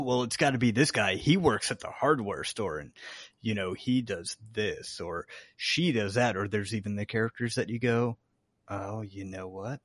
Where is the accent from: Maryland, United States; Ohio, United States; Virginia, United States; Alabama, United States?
Virginia, United States; Chesapeake; I even remember a house on, like, Margaret Booker Drive in, in Chesapeake, Virginia